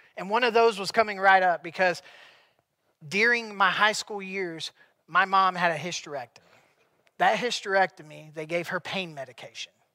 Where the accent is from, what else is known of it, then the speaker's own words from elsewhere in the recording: South Carolina, United States; growing up in South Carolina, I always believed in God